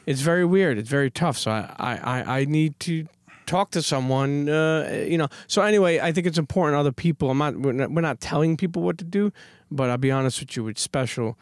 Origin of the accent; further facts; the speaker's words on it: New York City, New York, United States; I love being a Brooklyn Knight. I love being a New Yorker.